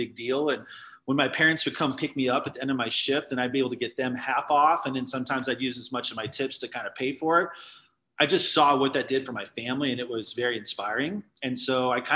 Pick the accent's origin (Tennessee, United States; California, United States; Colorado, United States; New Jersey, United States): Colorado, United States; Littleton; I'm a fourth generation Colorado native